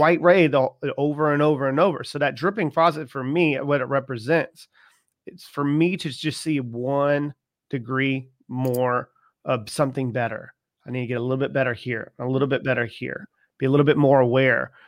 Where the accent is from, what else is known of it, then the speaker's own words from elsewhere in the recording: Charleston, South Carolina, United States; I'm from Charleston, South Carolina, and it doesn't get cold often in Charleston